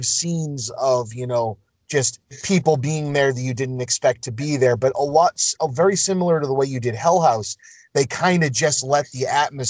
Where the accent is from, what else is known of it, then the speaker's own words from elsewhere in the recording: Lynn, Massachusetts, United States; I grew up in Lynn. Danvers is a couple towns over.